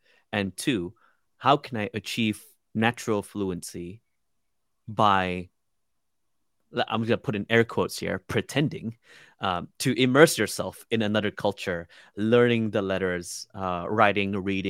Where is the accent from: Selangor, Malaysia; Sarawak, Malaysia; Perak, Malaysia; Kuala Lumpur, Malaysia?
Sarawak, Malaysia; first language Iban; English is a second language; English mainly. My indigenous language. So I come from the Iban tribe from the island of Borneo. So it's called the language as well. It's called Iban, and Japanese.